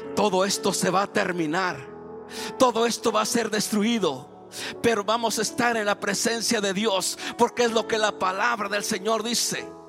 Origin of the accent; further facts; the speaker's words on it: Oaxaca, Mexico; moved away; en el camino cuando me bajé del avión a la ciudad de Oaxaca, agarramos un taxi para, para mi tierra, son como cinco horas.